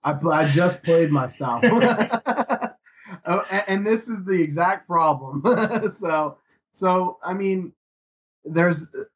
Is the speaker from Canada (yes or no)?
yes; Canada; being Canadian and having a lot of Canadians on the card is definitely one thing